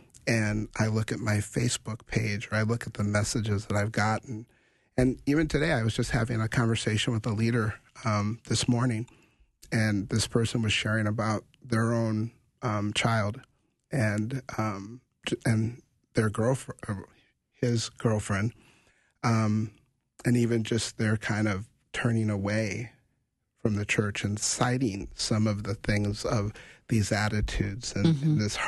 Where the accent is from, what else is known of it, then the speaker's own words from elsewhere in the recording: Grand Forks, North Dakota, United States; I grew up in Grand Forks, North Dakota, Grand Forks Air Force Base, and I was a kid growing up and doing drills